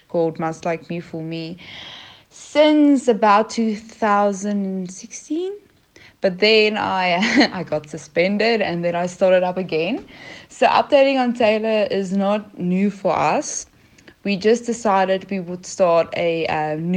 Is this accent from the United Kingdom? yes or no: no; South Africa; I am from South Africa